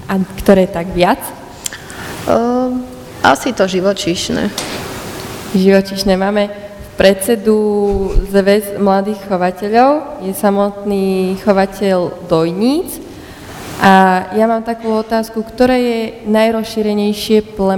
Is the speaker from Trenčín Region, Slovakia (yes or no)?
yes; Čachtice, Trenčín Region, Slovakia; som z Čachtic